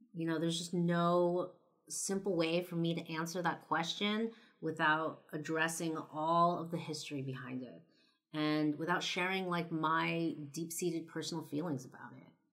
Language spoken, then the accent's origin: English; Los Angeles, California, United States; moved away; I'm from L